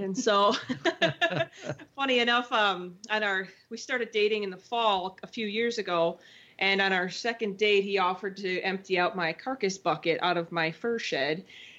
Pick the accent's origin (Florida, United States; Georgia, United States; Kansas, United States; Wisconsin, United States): Wisconsin, United States; Elkhorn; now in Edgerton, United States; So I'm from southeastern Wisconsin. I grew up in Elkhorn, Wisconsin